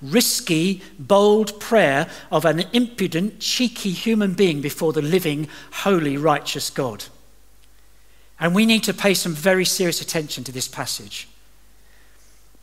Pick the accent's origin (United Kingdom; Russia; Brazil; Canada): United Kingdom; England; moved away as an adult; also born or lived in Dubai / Doha; I'm from England